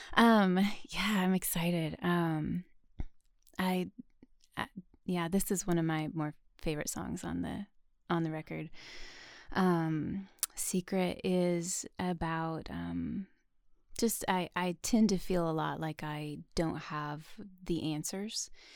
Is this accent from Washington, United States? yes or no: yes; Chehalis, Washington, United States; moved away as an adult; also born or lived in Tennessee; now in Nashville, United States; I'm actually from a tiny town called Chehalis, Washington